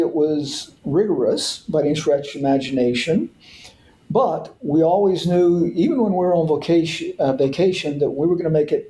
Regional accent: Oklahoma, United States; moved away as an adult; also born or lived in Houston, Texas / Notre Dame, Indiana; So I grew up in Oklahoma. And, you know, and growing up in the 70s, really in Oklahoma, Catholicism was a really minor part of the culture there.

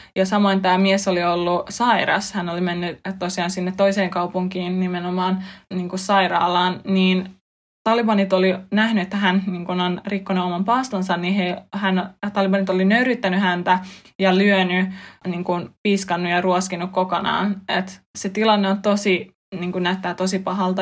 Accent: Finland; mä olen tullut länsimaista, mä oon kasvanut Suomessa

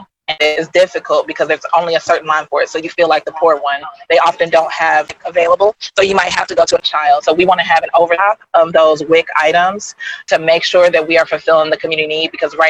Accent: Louisville, Kentucky, United States; I was born and raised in Louisville.

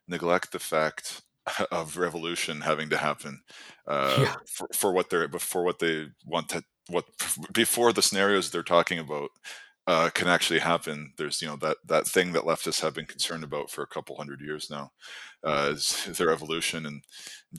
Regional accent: Canada; moved away as an adult; now in Ireland; I'm Canadian, but I moved to Ireland last year for work.

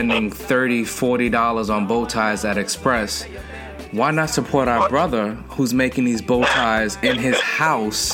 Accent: Westmoreland, Jamaica; Westmoreland, Jamaica

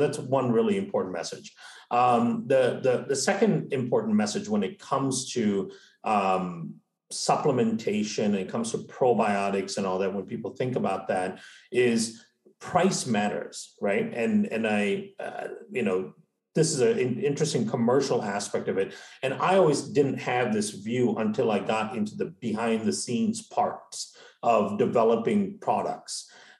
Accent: India; also born or lived in Malaysia; now in United States; So I grew up in India and Malaysia, right? And before moving to the States.

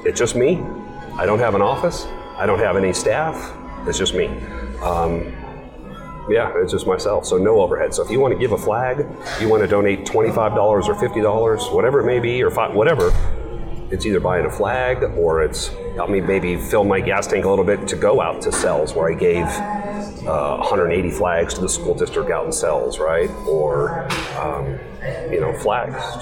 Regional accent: San Diego, California, United States; moved away as an adult; now in Tucson, United States; I was raised in San Diego, California.

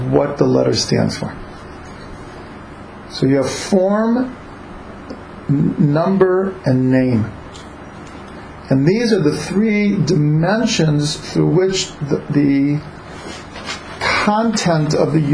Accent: Cleveland, Ohio, United States; I grew up in Cleveland

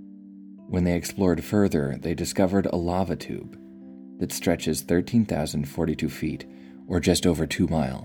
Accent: Washington, United States; my home state of Washington

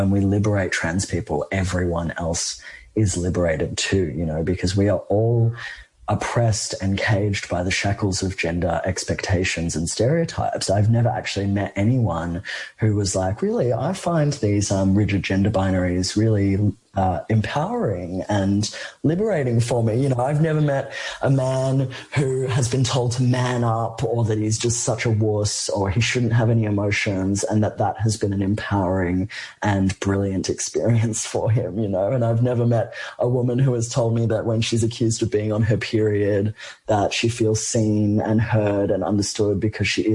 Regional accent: Australia; an Australian person who lives somewhere where gun violence is not a daily reality

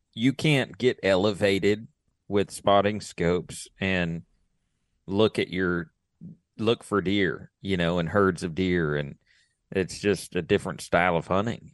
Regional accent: Texas, United States; I'm from Texas

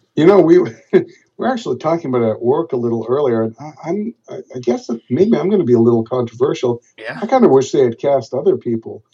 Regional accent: Boston, Massachusetts, United States; also born or lived in Los Angeles; I'm from Boston, and I stayed home to you know be with my family

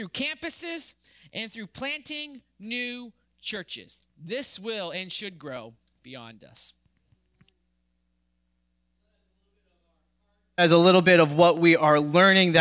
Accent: Boston, Massachusetts, United States; I'm from Boston

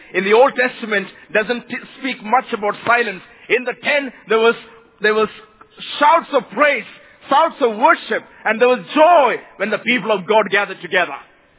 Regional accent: Mumbai, Maharashtra, India; I come from India, Mumbai, a place where over 18 million people live.

